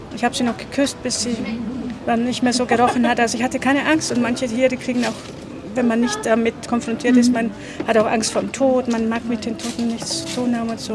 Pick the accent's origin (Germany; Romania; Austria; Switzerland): Romania; Transylvania; moved away; ich bin in Südbürgen, in Rumänien geboren, da war es nochmal anders. Da waren mal fünf Generationen unter einem Dach